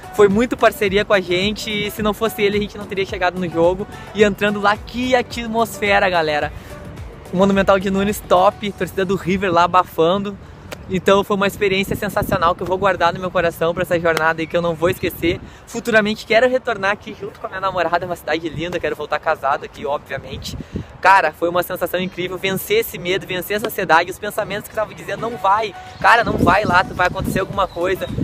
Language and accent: Portuguese; Porto Alegre, Rio Grande do Sul, Brazil; sair lá do sul, sair da minha terra